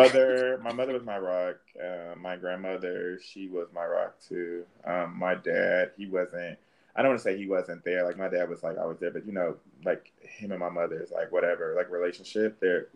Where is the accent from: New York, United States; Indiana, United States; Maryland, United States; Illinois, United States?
Indiana, United States; Indianapolis; I was born in Indianapolis.